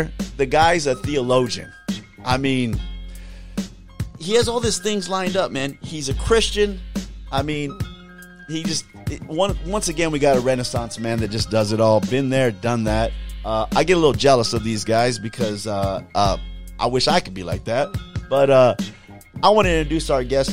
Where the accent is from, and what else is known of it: California, United States